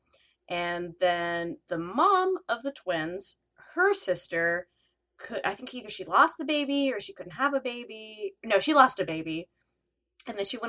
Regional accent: the South, United States; we were raised in the South

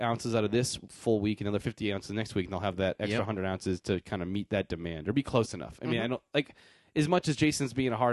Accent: New Hampshire, United States; I'm from New Hampshire

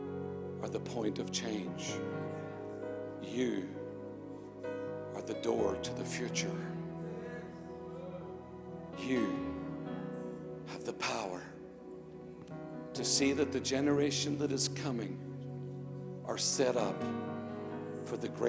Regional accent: Northern Ireland, United Kingdom; moved away; I was born in Northern Ireland.

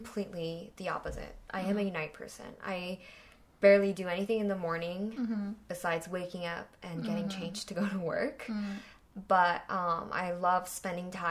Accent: California, United States; moved away as an adult; now in South Korea; I was raised in California

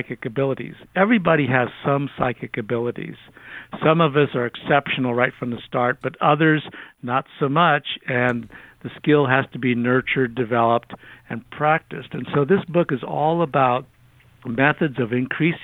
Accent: Alameda, California, United States; when I was about 12 years old, growing up in Alameda

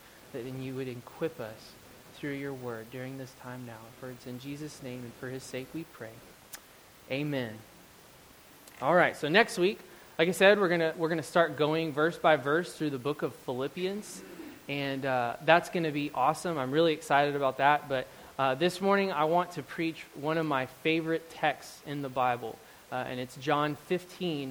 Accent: Euless, Texas, United States; moved away as an adult; now in Oregon, United States; I grew up in Euless, Texas

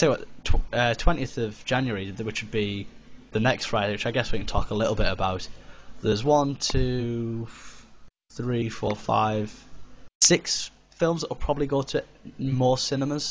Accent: Middlesbrough, North East England, United Kingdom; we're from Middlesbrough

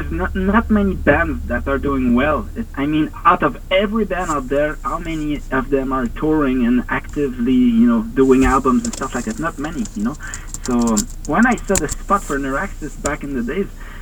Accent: Montreal, Quebec, Canada; I'm from Montreal

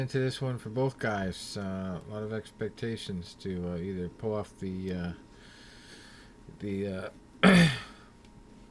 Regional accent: Massachusetts, United States; my home state of Massachusetts

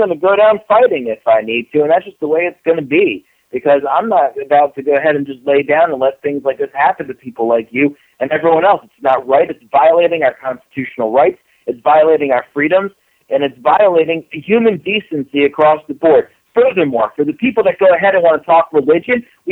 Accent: Florida, United States; I'm from Florida.

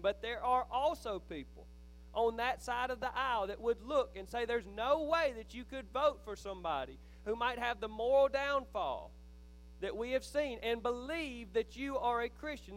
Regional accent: Philadelphia, Mississippi, United States; I grew up in Neshoba County

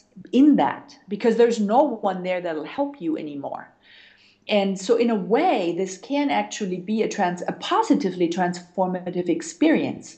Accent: Germany; moved away; also born or lived in United States; I'm originally from Germany

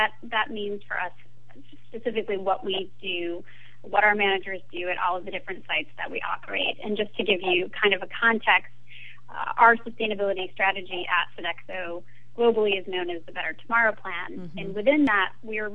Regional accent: Maine, United States; moved away as an adult; also born or lived in France; I grew up in Maine with Acadia National Park as my backyard

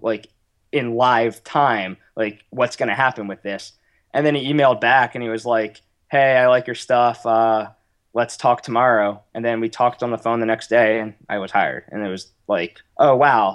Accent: United States; accent: American; also born or lived in Manchester; my American accent

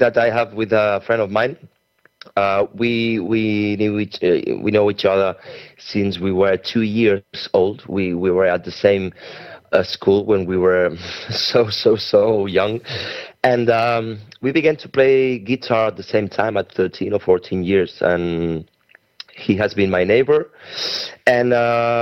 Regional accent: Spain; also born or lived in Barcelona; we are from Spain

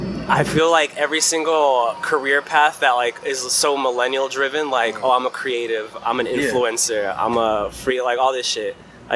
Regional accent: San Diego, California, United States; I'm a person from San Diego, California

